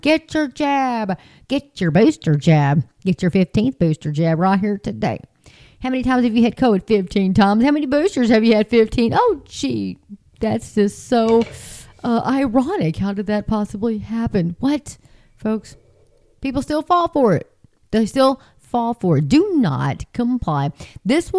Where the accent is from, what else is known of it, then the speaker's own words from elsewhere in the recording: Texas, United States; I'm just a girl from Texas